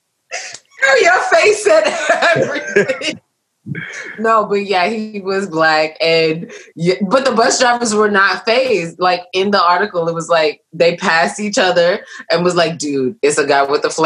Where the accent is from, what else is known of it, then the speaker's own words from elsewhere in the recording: New York City, New York, United States; I'm from Brooklyn